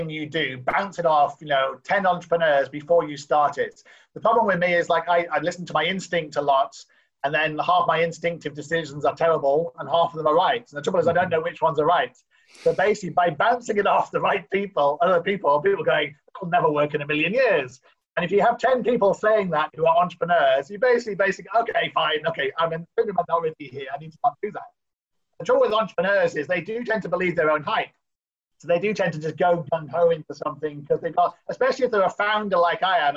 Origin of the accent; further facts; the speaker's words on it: Newcastle, North East England, United Kingdom; moved away as an adult; I'm from Newcastle in the UK